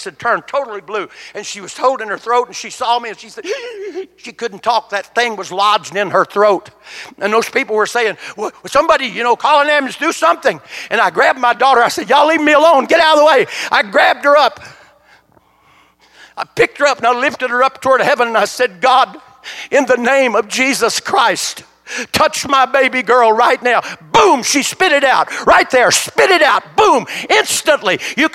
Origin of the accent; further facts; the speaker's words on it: United States; I was born in the United States of America